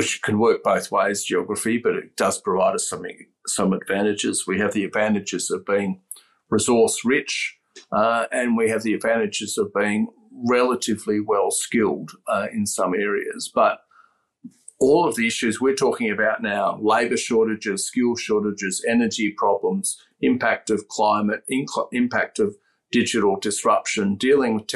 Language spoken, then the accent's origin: English; Australia; also born or lived in Aberdeen, Scotland; I was actually born in Scotland and my parents moved to Australia when I was one, so there's no accent there.